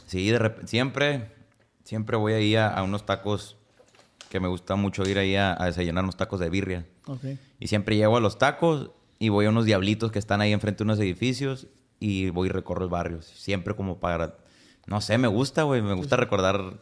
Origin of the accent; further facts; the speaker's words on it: Tijuana, Baja California, Mexico; also born or lived in Guasave, Sinaloa / San Luis Río Colorado, Sonora; toda mi infancia y mi parte de mi adolescencia yo viví aquí en Tijuana